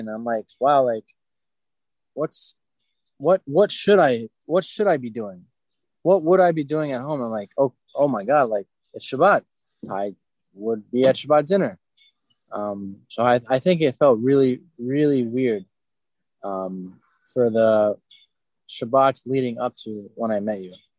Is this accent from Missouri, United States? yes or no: no; Fair Lawn, New Jersey, United States; I am from Fairlawn, New Jersey. It's in Bergen County, right at the top of Jersey